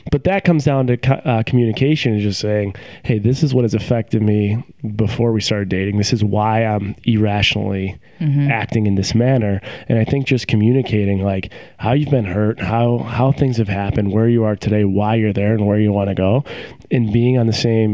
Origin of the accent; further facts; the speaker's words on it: Buffalo, New York, United States; moved away as an adult; also born or lived in Rochester / Syracuse / Cleveland; now in Seattle, United States; I grew up in Buffalo, and then when I graduated high school, my parents moved to Dallas, Texas for work reasons.